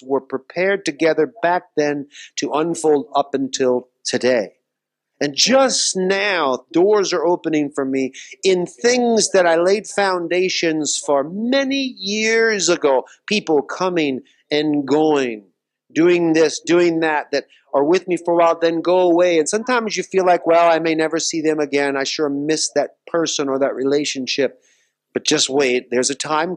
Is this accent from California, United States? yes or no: no; Louisiana, United States; moved away; my home state